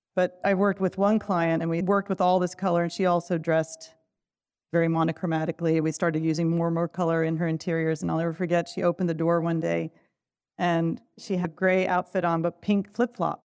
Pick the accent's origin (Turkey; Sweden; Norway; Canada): Turkey; moved away; I'm from Turkey, so I grew up a lot with pattern and color